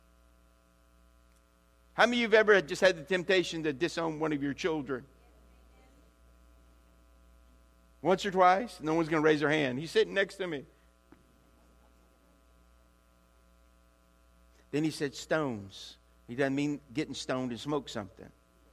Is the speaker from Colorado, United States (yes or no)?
no; Louisiana, United States; moved away; also born or lived in Olympia, Washington; I am from Louisiana